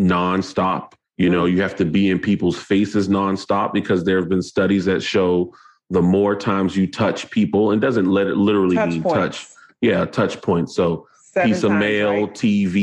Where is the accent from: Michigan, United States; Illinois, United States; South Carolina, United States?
South Carolina, United States; North Charleston; I'm from North Charleston, South Carolina